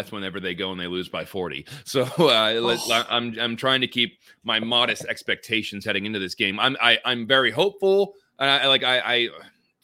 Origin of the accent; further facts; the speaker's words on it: near Pittsburgh, Pennsylvania, United States; I was raised near Pittsburgh